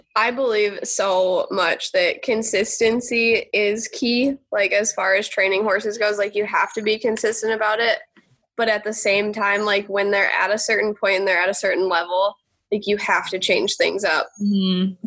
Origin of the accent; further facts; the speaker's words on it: Alpena, Michigan, United States; moved away as an adult; now in Evansville, Indiana, United States; I'm from Alpena, Michigan, which okay. is like northeastern lower peninsula